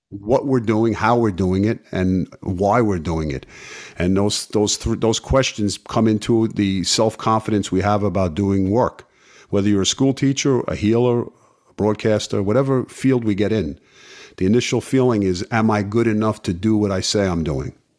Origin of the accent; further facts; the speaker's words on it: New York City, New York, United States; growing up in Brooklyn, uh, playing sports in the street